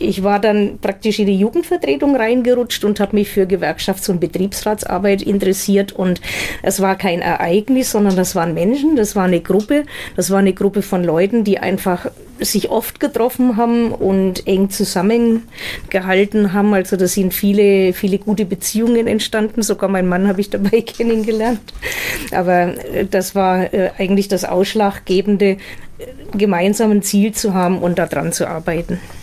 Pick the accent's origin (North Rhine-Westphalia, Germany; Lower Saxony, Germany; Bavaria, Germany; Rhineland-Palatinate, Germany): Bavaria, Germany; Heroldsberg; now in Fürth, Germany; aufgewachsen bin ich in Heroldsberg, Landkreis Erlangen